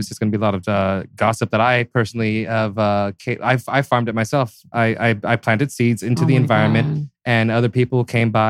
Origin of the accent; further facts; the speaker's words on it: Fresno, California, United States; Grew, I grew up in Fresno.